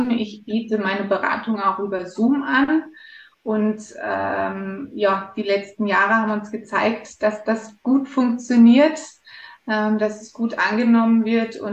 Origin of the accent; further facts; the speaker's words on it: Germany; born there; ich bin geboren in Deutschland, bin, habe schon als kleines Mädchen gesagt, dass ich mal einen österreichischen Snowboardlehrer heiraten werde.